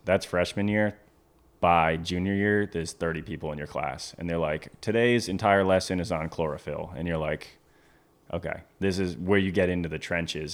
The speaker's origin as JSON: {"language": "English", "area": "Cape Cod", "region": "Massachusetts", "country": "United States", "tie": "born or raised there", "also_born_or_lived": "Maine", "moved": "as an adult", "lives_now": "Stuart, Florida, United States", "said": "I grew up on Cape Cod, Massachusetts"}